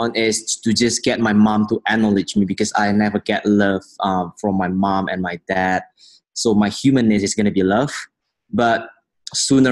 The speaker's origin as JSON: {"language": "English", "town": "Medan", "region": "North Sumatra", "country": "Indonesia", "tie": "born or raised there", "said": "I was born in Medan in Indonesia"}